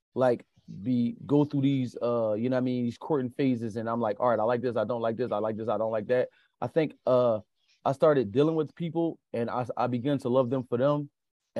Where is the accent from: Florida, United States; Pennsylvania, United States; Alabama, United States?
Pennsylvania, United States; Philadelphia; I'm born and raised in Philadelphia